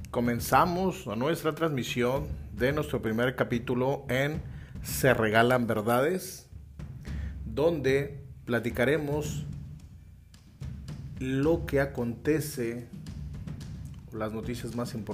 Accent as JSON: {"language": "Spanish", "country": "Mexico", "said": "a nosotros como mexicanos"}